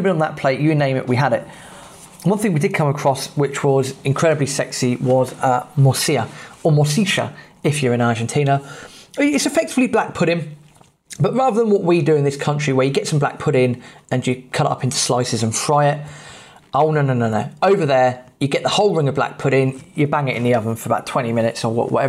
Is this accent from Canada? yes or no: no; England, United Kingdom; being English